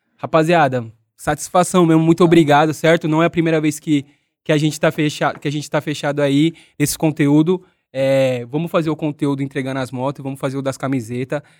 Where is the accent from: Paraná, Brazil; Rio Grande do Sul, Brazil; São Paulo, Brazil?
São Paulo, Brazil; eu sou da cidade de Tiradentes